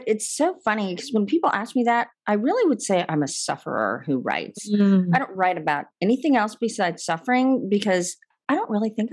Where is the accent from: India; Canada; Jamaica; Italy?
India; I was born in India to Christian parents